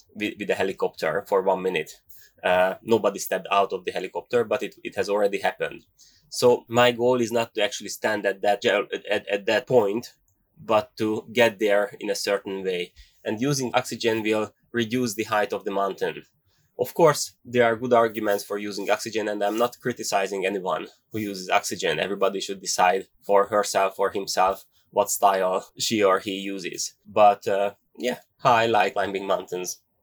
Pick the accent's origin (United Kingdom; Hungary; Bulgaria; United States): Hungary; English is a second language; I am here in Hungary, not far from Budapest, from our capital